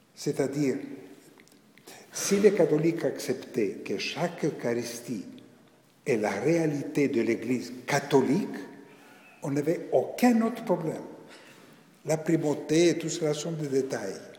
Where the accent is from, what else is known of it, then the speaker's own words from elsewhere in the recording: Greece; moved away as an adult; also born or lived in Paris, France; je suis né en Grèce, c'est-à-dire dans un pays dit orthodoxe.